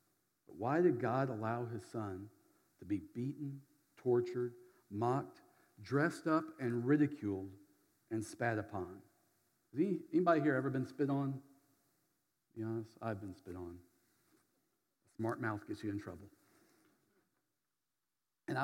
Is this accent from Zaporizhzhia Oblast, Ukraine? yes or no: yes; Berdyansk, Zaporizhzhia Oblast, Ukraine; moved away; my hometown, Berdyansk